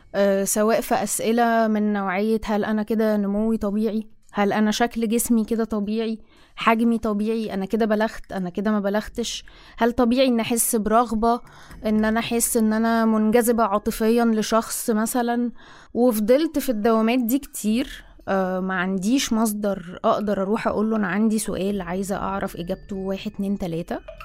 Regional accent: Egypt; also born or lived in Cairo; أنا مصرية مقيمة في القاهرة حاليا

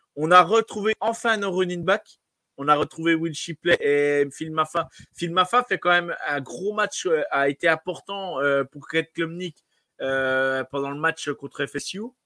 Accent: France; chez nous en France

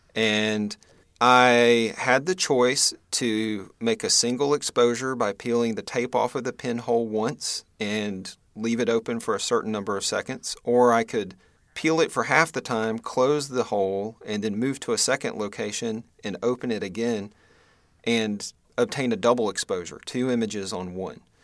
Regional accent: Western North Carolina, United States; also born or lived in Greensboro, North Carolina; I was born in North Carolina, uh, actually in Western North Carolina, kind of between Boone and Asheville

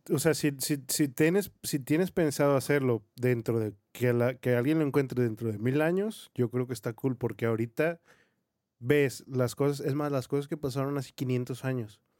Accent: Mexico; somos mexicanos, por cierto, y sabemos muy bien

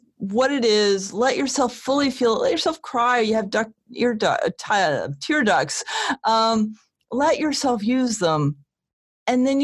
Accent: Connecticut, United States; I grew up in Connecticut

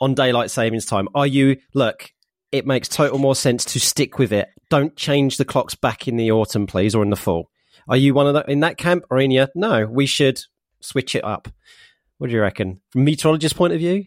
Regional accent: United Kingdom; also born or lived in Norfolk; I am British

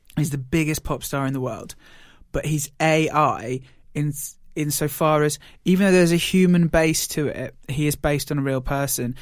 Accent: United Kingdom; we're British

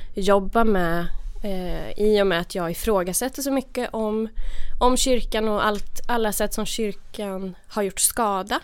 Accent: Värmland, Sweden; moved away as an adult; jag kom ju då från, från Värmland där jag var så här, lite så här uh, udda frikyrkounge

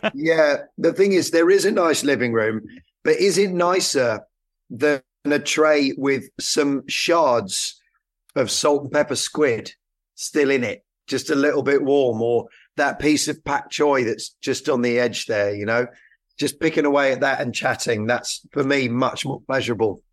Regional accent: Haslemere, South East England, United Kingdom; My parents lived just outside Hazelmere. in Surrey.

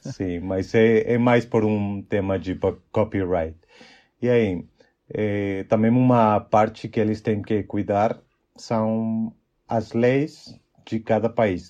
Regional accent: Mexico; Portuguese is a second language; also born or lived in Chihuahua, Mexico; eu sou mexicano, como já o Lavo falou, e eu tenho 29 anos. E, bom, eu moro numa cidade chamada Chihuahua, no norte do México

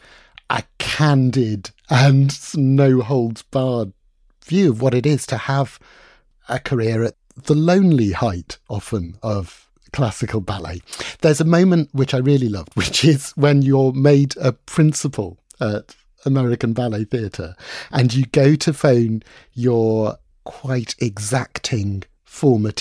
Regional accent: London, United Kingdom; my hometown in London

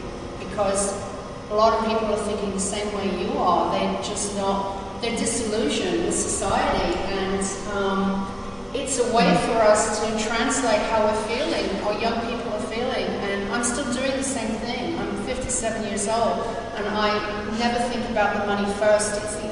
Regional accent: Montreal, Quebec, Canada; I mean, even today, I'm from Montreal. I've been living there for so many years.

